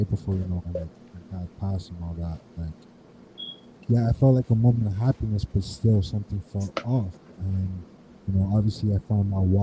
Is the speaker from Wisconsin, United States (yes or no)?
no; Miami, Florida, United States; I grew up in West Kendall